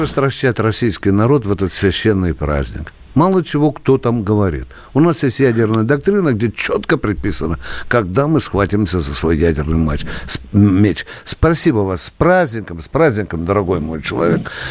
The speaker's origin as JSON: {"language": "Russian", "region": "Kharkiv Oblast", "country": "Ukraine", "tie": "born or raised there", "moved": "as an adult", "lives_now": "Russia", "said": "Харьковская область, она такая миролюбивая. Там никогда не процветала бандеровщина. Я сам там рос до 18 лет."}